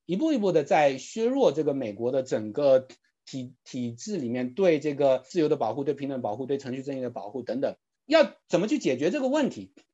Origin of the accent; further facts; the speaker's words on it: China; now in United States; 我们如果在中国长大的朋友